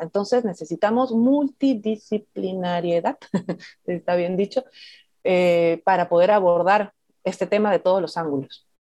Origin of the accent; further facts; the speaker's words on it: Lima, Peru; moved away as an adult; also born or lived in Madre de Dios; acá igual soy limeña